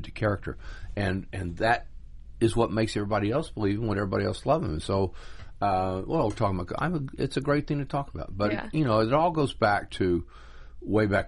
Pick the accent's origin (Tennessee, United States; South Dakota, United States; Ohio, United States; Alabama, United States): Tennessee, United States; Chattanooga; moved away; I grew up in Chattanooga, Tennessee, and there was a local wrestling show on the afternoons on Channel 12 in my hometown